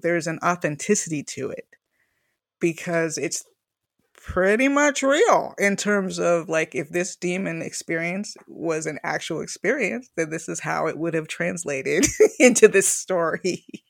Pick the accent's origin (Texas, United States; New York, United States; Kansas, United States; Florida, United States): Florida, United States; Miami; moved away as an adult; also born or lived in Longview, Washington; I was from Miami, which is a very cosmopolitan and lively city